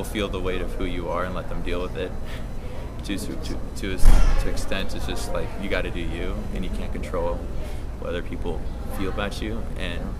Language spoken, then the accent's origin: English; Seattle, Washington, United States; You know, like I grew up in Seattle. All my friends, all my family were up there.